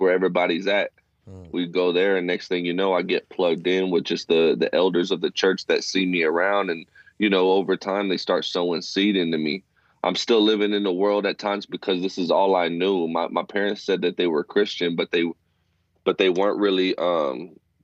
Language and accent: English; Fort Worth, Texas, United States; now in Abilene, United States; I was born and raised in Fort Worth, Texas.